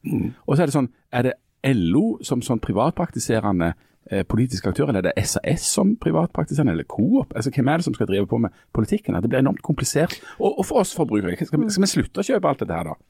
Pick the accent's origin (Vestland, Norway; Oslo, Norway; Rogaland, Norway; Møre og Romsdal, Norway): Rogaland, Norway; Bryne; søsteren min hadde lenge en, en håndskreven lapp hjemme på Bryne på, på badedøra si